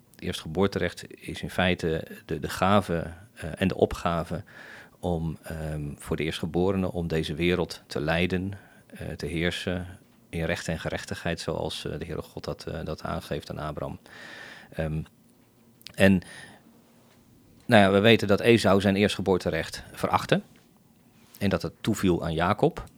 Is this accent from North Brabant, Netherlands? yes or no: no; The Hague, South Holland, Netherlands; moved away as an adult; now in Bodegraven, Netherlands; zelf kom ik eh, in ieder geval getogen in, in Scheveningen